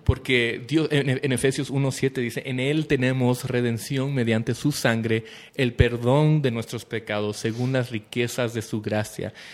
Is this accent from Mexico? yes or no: no; Guatemala; somos guatemaltecos